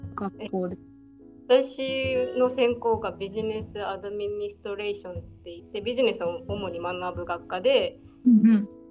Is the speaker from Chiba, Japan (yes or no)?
no; Okinawa, Japan; moved away as an adult; also born or lived in Taiwan / Kyoto; now in New York, United States; 沖縄生まれで沖縄育ちで、今ニューヨーク